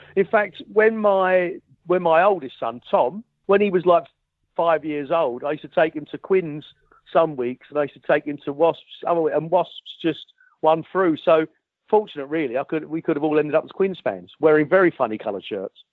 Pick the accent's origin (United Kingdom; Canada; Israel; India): United Kingdom; London; moved away as an adult; also born or lived in Richmond; I was brought up as a Millwall supporter